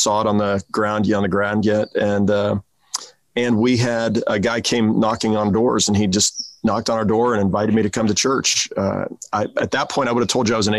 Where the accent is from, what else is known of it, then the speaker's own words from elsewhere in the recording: Kansas City, Kansas, United States; also born or lived in Tucson, Arizona / Prairie Village, Kansas; I grew up in Kansas City too.